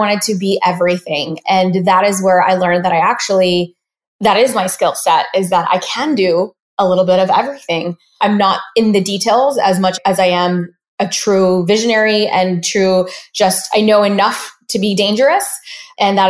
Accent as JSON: {"language": "English", "town": "Dallas", "region": "Texas", "country": "United States", "tie": "born or raised there", "said": "we actually grew up in Dallas, Texas."}